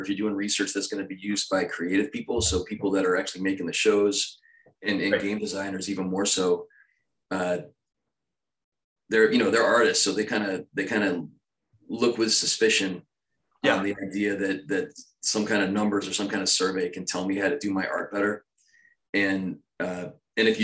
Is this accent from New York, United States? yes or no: no; Philadelphia, Pennsylvania, United States; I grew up in Philadelphia